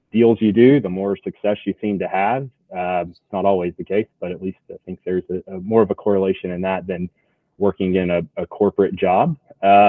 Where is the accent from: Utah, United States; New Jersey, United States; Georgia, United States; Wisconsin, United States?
Georgia, United States; Atlanta; moved away as an adult; also born or lived in Birmingham, Alabama; now in Lakeland, United States; I grew up outside Atlanta originally